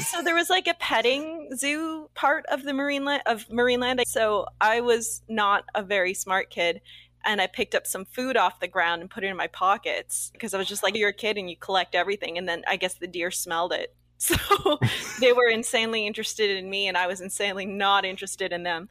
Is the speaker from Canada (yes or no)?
yes; Canada; we're both Canadian, Asian Canadian actors, producers, writers working up here